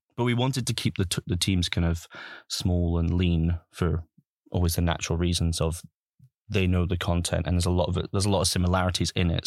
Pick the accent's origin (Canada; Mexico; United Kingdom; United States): United Kingdom; Highlands of Scotland; moved away; I'm originally from, born and bred in the Highlands of Scotland. Um, and I grew up in Scotland